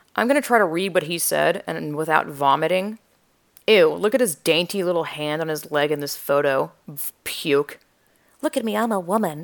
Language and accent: English; Georgia, United States; I'm from the South, Georgia